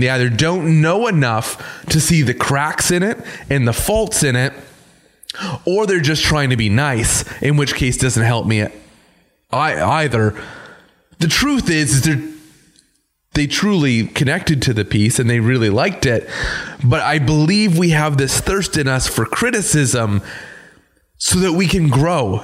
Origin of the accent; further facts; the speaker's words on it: Canada; we're still Canadian.